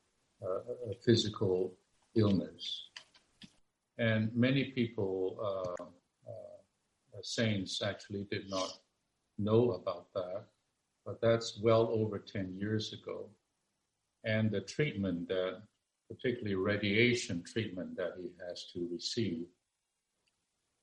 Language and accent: English; Hong Kong; We're both from Hong Kong